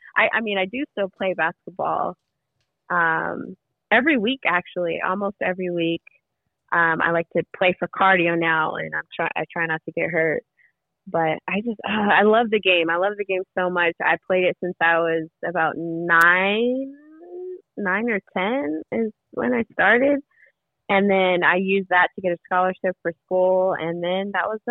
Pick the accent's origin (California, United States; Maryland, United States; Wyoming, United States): California, United States; Fontana; I grew up in Fontana, born and raised